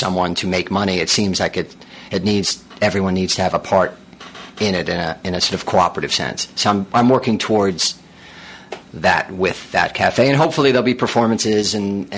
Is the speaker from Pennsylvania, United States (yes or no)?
no; New York City, New York, United States; I growing up in New York City